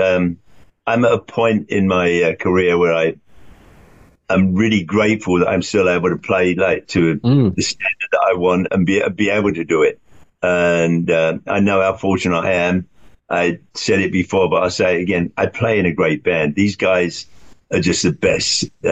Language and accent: English; London, United Kingdom; moved away; When I was growing up in London